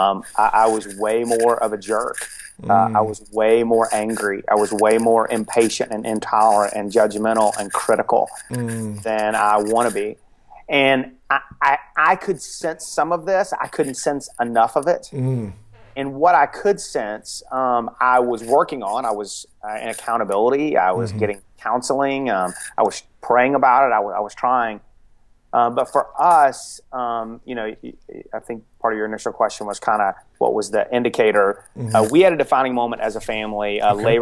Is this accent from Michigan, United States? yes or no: no; Atlanta, Georgia, United States; also born or lived in Dallas; now in Athens, United States; I grew up in Atlanta, and I grew up in a really dysfunctional home